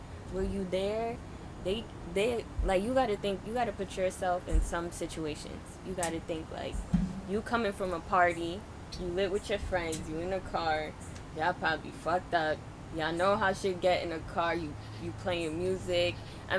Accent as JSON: {"language": "English", "region": "New York", "country": "United States", "said": "I'm from New York."}